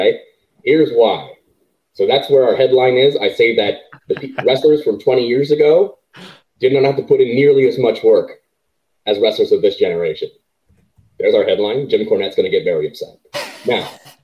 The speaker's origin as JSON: {"language": "English", "country": "Canada", "said": "as a Canadian"}